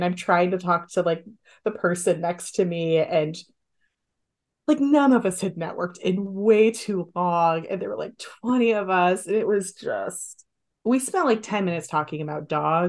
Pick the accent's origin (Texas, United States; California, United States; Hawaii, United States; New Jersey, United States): California, United States; San Diego; now in San Francisco, United States; I'm from San Diego.